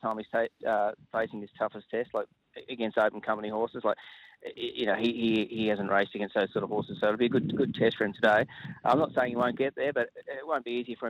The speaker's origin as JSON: {"language": "English", "town": "Ballarat", "region": "Victoria", "country": "Australia", "tie": "born or raised there", "said": "it's still my hometown"}